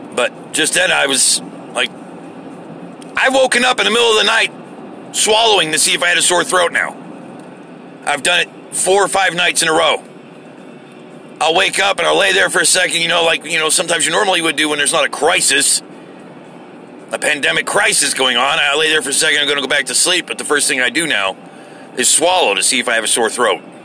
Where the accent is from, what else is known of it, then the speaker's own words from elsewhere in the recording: United States; as an American